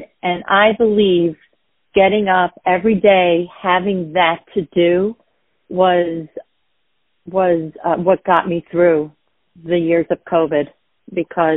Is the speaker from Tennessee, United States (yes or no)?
no; Westbury, New York, United States; accent: Long Island; I'm from Westbury